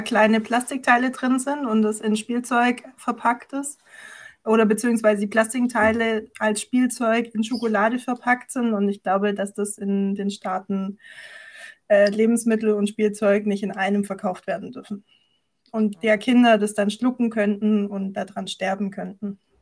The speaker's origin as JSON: {"language": "German", "area": "Esslingen district, near Stuttgart", "region": "Baden-Württemberg", "country": "Germany", "said": "ich komme aus der Nähe von Stuttgart, genauer gesagt aus dem Landkreis Esslingen"}